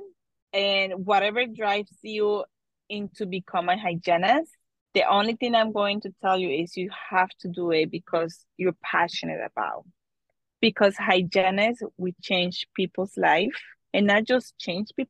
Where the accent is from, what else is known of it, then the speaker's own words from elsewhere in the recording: Colombia; now in New Jersey, United States; I was born and raised in Colombia